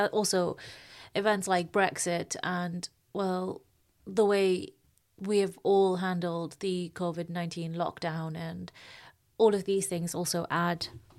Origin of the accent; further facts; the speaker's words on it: South Africa; I grew up in South Africa